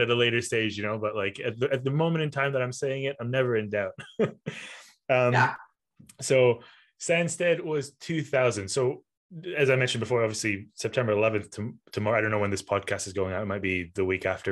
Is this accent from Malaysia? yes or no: yes; Malaysia; moved away; I'm from Malaysia originally